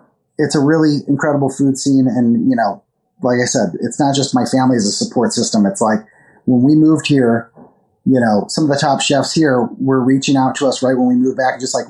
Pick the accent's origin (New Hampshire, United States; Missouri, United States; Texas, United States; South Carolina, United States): Missouri, United States; St. Louis; moved away as an adult; also born or lived in San Francisco / New York; where I grew up in St. Louis